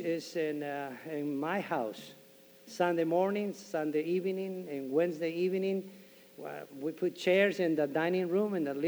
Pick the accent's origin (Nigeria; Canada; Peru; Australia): Peru; moved away; one missionary went to my country and talked to me about Christ. I am from Peru